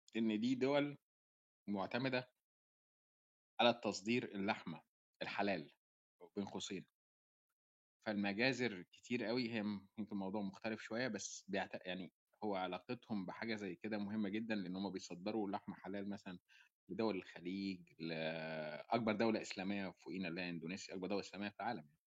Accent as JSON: {"language": "Arabic", "country": "Egypt", "moved": "yes", "lives_now": "Australia", "said": "إحنا كمصريين"}